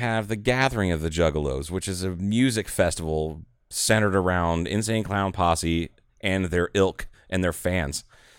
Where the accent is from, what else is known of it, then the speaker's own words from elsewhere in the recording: Ohio, United States; moved away; also born or lived in Dallas area; I'm from Ohio.